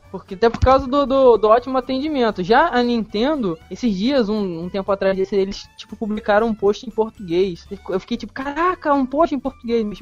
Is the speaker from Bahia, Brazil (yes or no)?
no; Rio de Janeiro, Brazil; eu, eu sou do estado do Rio, né? As Olimpíadas vão ser aqui no estado do Rio